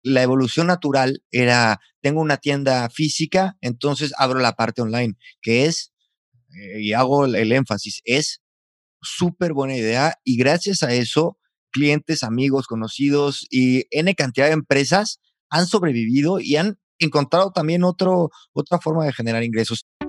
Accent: San Luis Potosí, Mexico; now in Valladolid, Spain

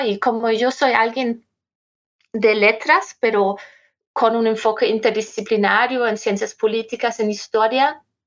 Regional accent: Germany; Spanish is a second language; moved away as an adult; also born or lived in Berlin; yo soy alemana

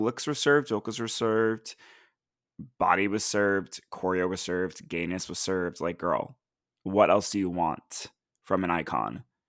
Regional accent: United States; as an American

